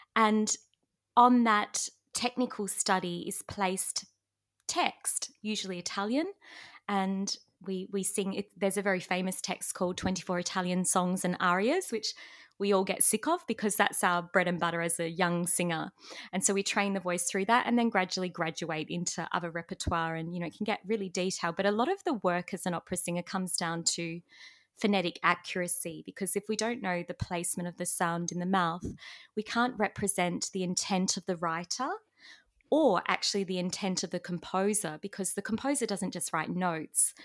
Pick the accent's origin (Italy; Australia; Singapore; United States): Australia; accent: Australian; first language English; as an Australian